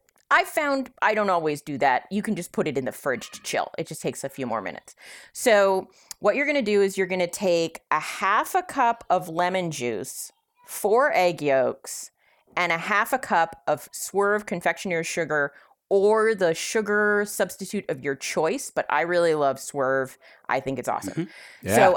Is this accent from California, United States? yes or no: yes; California, United States; I'm from California.